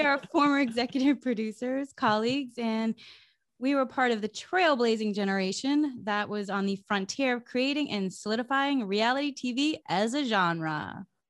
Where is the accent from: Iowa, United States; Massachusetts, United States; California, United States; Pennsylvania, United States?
Massachusetts, United States; I grew up in New England, in Massachusetts, in a small town.